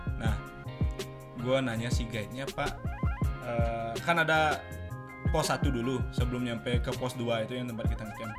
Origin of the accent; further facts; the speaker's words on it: Tabanan, Bali, Indonesia; also born or lived in Denpasar / Gianyar / Australia; Asal gua asli dari Bali